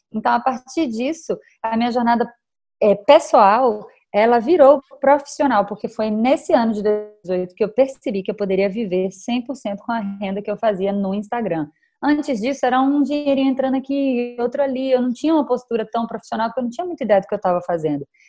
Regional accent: Salvador, Bahia, Brazil; moved away; no momento eu estou passando a quarentena em Salvador, que é a minha terra natal

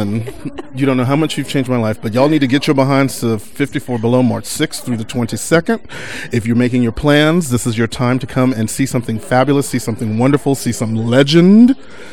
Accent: Texas, United States; now in New York, United States; when my parents moved to Texas when I was six from New York. I was born here and we moved to Texas

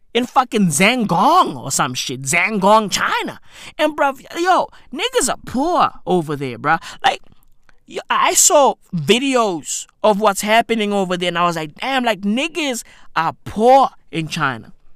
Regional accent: Johannesburg, Gauteng, South Africa; I'm South African. I don't, I don't know any of these places. I'm from Joburg. You feel me? I'm, I'm from Johannesburg

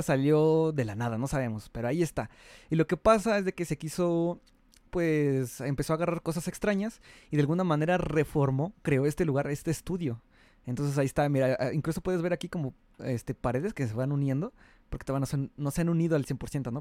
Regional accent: Mexico; soy de México, y pues aquí ya sabes que aquí hay varios lugares arqueológicos bonitos

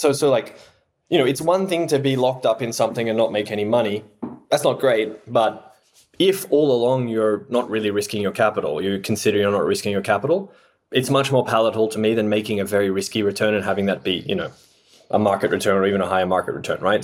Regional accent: Australia; moved away; I am Australian by background

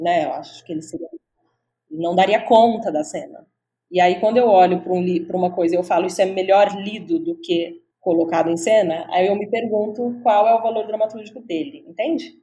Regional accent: Franca, São Paulo, Brazil; moved away as an adult; now in São Paulo, Brazil; eu sou do interior, na verdade, eu sou de Franca, mas já estou morando em São Paulo faz mais uhum. de 10 anos.

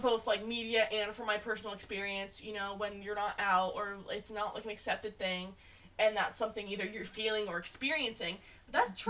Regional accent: Oregon City, Oregon, United States; now in California, United States; I grew up in Oregon City, the end of the Oregon Trail

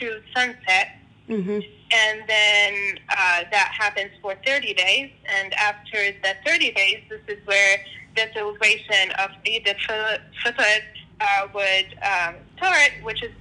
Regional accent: Jordan; moved away as an adult; also born or lived in Iraq (ancestry); now in United States; I am originally Iraqi, but born and raised in Jordan, moved to United States 6 years ago

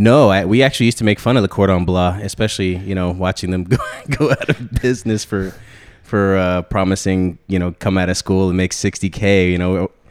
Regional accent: Central Florida, United States; also born or lived in New York / Connecticut; grew up down here in Central Florida after my parents split

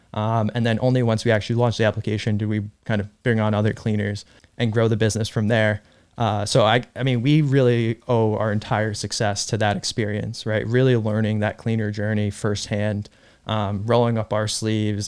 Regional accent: Irvington, New York, United States; also born or lived in Russia; I grew up in Irvington, New York

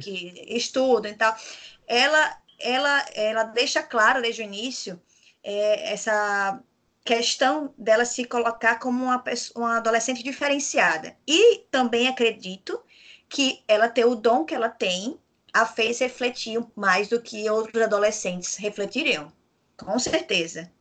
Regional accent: Rio Grande do Norte, Brazil; eu sou potiguar

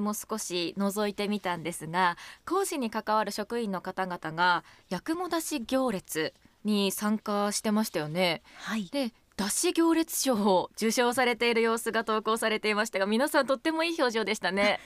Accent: Hokkaido, Japan; 私たち道民は

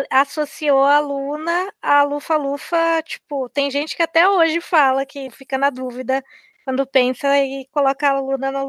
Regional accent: Brazil; a gente, como brasileiro

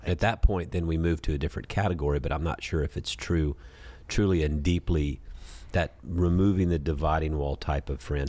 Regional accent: Sea Island, Georgia, United States; I come from Sea Island, Georgia, where it's a, it's a golfing community

